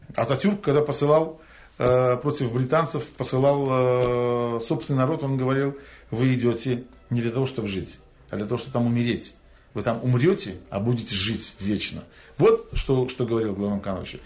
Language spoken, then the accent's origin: Russian; Crimea, Ukraine; мы, как коренной народ Крыма